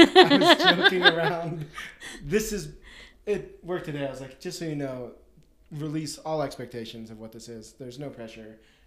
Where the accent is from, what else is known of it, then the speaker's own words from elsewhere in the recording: Colorado, United States; think it's because I'm from Colorado. Like, I'm so used to 300 days of really beautiful sunshine